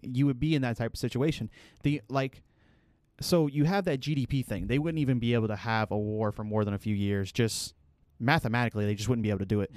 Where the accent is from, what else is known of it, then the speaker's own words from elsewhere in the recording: United States; as an American